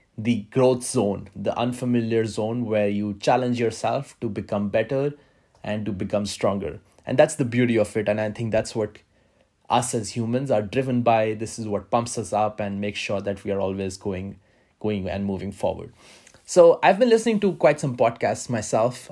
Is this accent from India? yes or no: yes; India; moved away as an adult; also born or lived in Manila, Philippines / Moscow, Russia; now in Brussels, Belgium; I have been born and brought up in India